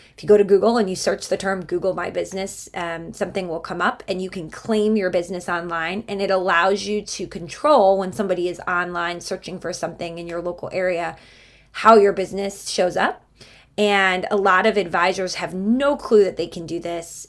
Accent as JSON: {"language": "English", "town": "Cleveland", "region": "Ohio", "country": "United States", "tie": "born or raised there", "said": "So we had a very, very lively house growing up in Cleveland, Ohio."}